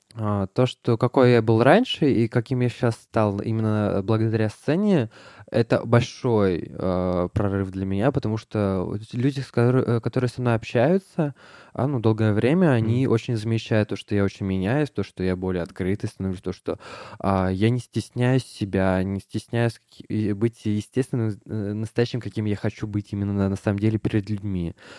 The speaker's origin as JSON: {"language": "Russian", "region": "Moscow", "country": "Russia", "tie": "born or raised there", "said": "я родился в Москве"}